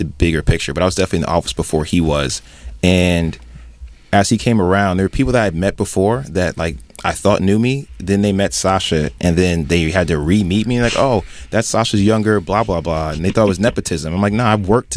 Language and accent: English; Somerset, New Jersey, United States; I'm from Somerset, but it's the New Brunswick area